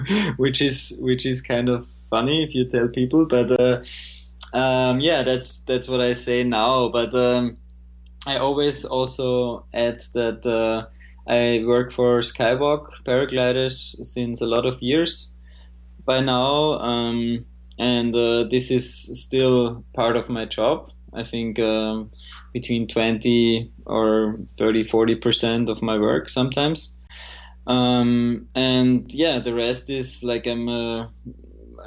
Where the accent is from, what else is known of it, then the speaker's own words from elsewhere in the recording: Graz, Styria, Austria; my hometown Graz